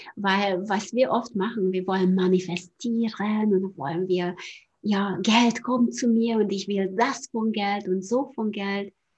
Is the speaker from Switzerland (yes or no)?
no; Hungary; German is a second language; moved away as an adult; noch in Ungarn, ich komme ja aus Ungarn, vielleicht hört man auch auf, auf, der Sprache